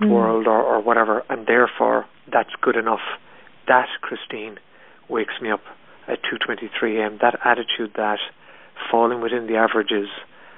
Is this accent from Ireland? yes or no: yes; Ireland; I'm 44 years old and I grew up in Ireland in the 70s and 80s